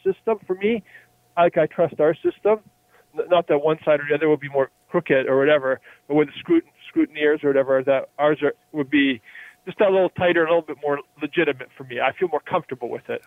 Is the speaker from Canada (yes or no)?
yes; Canada; as a Canadian